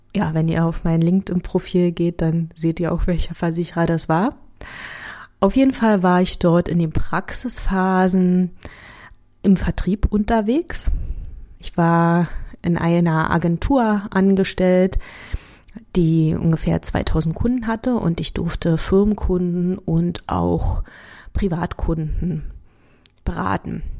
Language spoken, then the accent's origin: German; Germany; accent: Berliner; also born or lived in Sopron, Hungary; als ich acht war, sind wir dann nach Deutschland gezogen